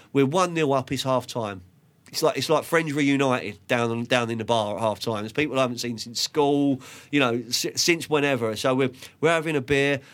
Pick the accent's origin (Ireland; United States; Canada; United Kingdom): United Kingdom; London; I grew up in Lancaster Court Estate on five seventy Fulham Road